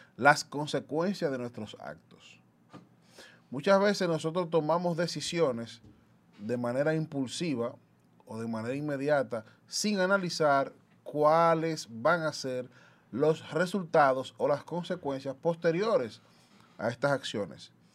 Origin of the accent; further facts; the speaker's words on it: Dominican Republic; los dominicanos y dominicanas, en su gran mayoría, no tomamos, y me incluyo